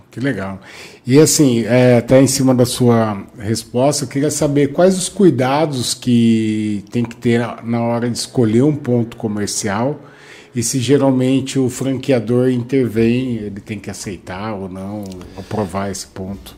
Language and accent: Portuguese; Bauru, São Paulo, Brazil; Eu também sou de Bauru